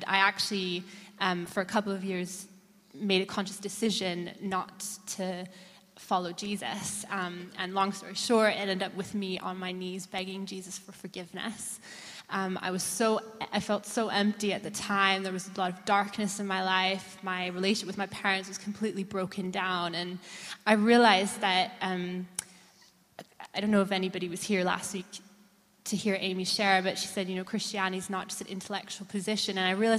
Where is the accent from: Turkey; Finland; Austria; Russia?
Austria; I'm 29. I'm originally from Austria. My dad is American, my mom is German, and I grew up in a missionary home.